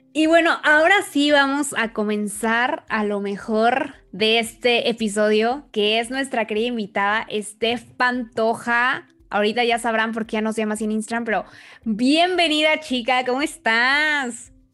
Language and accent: Spanish; Mexico; como latinas y mexicanas